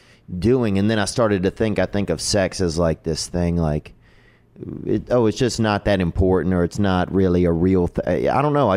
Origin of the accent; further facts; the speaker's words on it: Louisiana, United States; I'm from the South. I'm from Louisiana, but I didn't have a religious upbringing